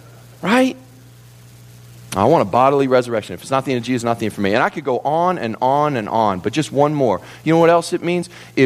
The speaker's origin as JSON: {"language": "English", "region": "Kentucky", "country": "United States", "said": "I come from the South, Kentucky, and I love to spend time in the mountains of Appalachia."}